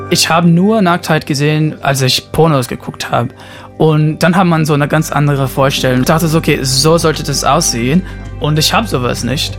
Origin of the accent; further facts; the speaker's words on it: São Paulo, Brazil; moved away; ich bin in Brasilien geboren, in São Paulo